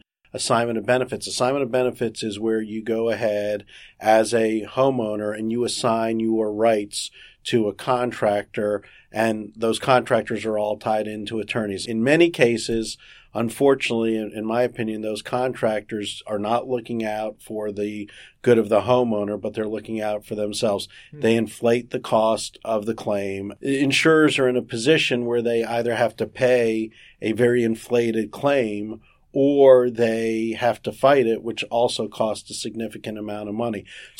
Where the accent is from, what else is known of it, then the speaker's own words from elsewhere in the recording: South Miami, Florida, United States; I'm a native Floridian. I was born in South Miami, Florida. I've lived here all my life.